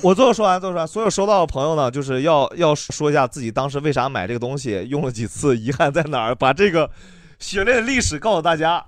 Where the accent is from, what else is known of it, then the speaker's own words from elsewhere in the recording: Inner Mongolia, China; moved away; 我老家内蒙